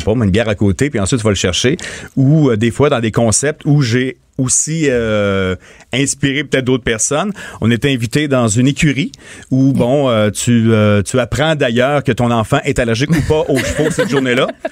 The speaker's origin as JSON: {"language": "French", "town": "Montmagny", "region": "Quebec", "country": "Canada", "tie": "born or raised there"}